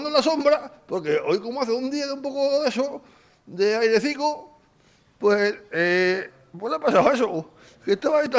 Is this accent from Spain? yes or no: yes; Basque Country, Spain; soy de Vizcaya